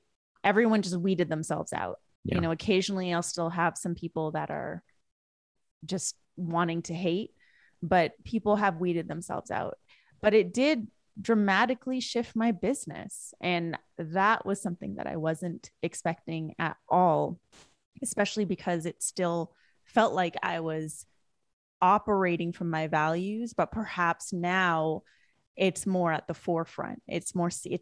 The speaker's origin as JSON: {"language": "English", "area": "West Coast of Canada", "region": "British Columbia", "country": "Canada", "tie": "born or raised there", "moved": "as an adult", "lives_now": "United States", "said": "I was born and raised in Canada. I didn't move to the US until 2013."}